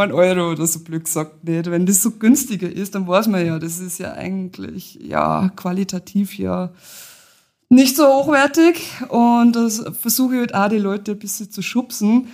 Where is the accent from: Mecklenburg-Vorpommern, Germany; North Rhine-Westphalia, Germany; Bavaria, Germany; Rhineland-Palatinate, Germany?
Bavaria, Germany; Lower; now in Austria; komme eigentlich gebürtig aus Niederbayern, aber ich wohne schon seit Ewigkeiten in Österreich.